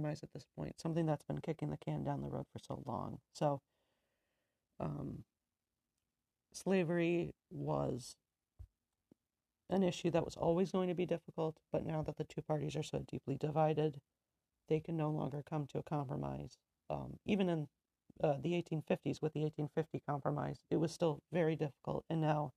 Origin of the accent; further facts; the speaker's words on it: United States; we're all American